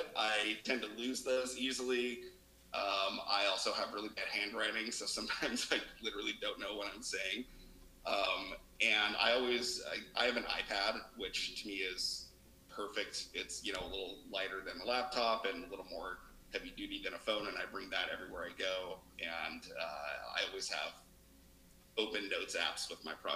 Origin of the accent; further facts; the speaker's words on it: Reno, Nevada, United States; moved away as an adult; also born or lived in Las Vegas, Nevada; now in Seattle, United States; we're both from Reno, Nevada